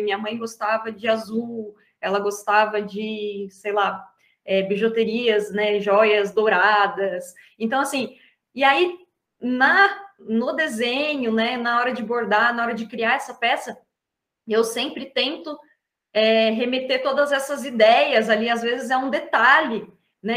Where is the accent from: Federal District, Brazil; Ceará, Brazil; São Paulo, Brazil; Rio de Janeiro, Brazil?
São Paulo, Brazil; Atibaia; sou da cidade de Atibaia, interior de São Paulo